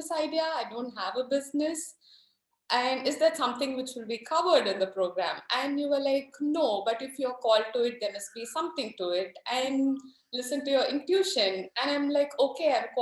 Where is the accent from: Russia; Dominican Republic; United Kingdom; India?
India; I'm from India, so we have arranged marriages, which is a pretty common thing here